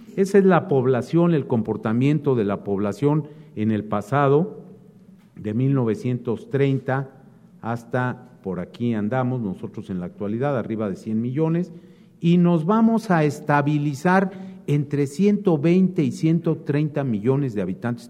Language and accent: Spanish; Coahuila, Mexico; Soy de Coahuila